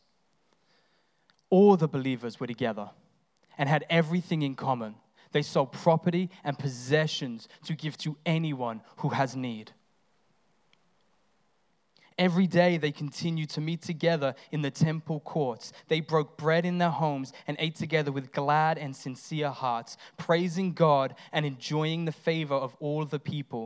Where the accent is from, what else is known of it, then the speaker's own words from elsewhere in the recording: England, United Kingdom; now in Australia; I'm English